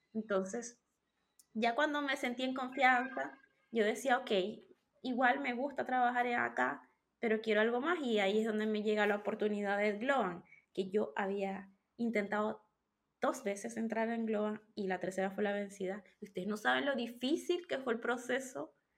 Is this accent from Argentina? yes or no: no; Venezuela; moved away as an adult; now in Chile; soy venezolana, pero vivo en Chile desde hace siete años